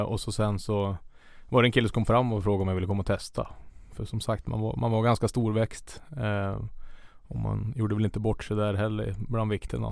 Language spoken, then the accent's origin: Swedish; Tynderö, Västernorrland County, Sweden; moved away as an adult; also born or lived in Sundsvall; now in Karlstad, Sweden; jag är uppvuxen i Tyndröro som sagt och där är det ju ja, maximum 100 meter till vattnet